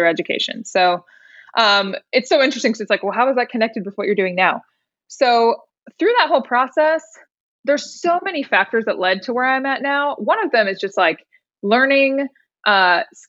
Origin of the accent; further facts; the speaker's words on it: Indiana, United States; moved away as an adult; now in Nashville, United States; I'm actually from Indiana. So I grew up in Indiana